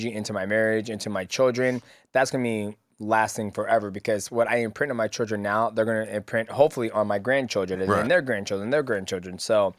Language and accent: English; Seattle, Washington, United States; I'm from Washington